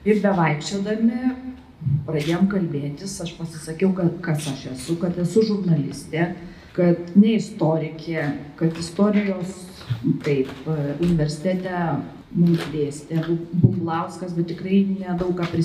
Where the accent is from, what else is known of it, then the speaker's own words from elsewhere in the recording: Kaunas, Kaunas County, Lithuania; Mes abu esam kauniečiai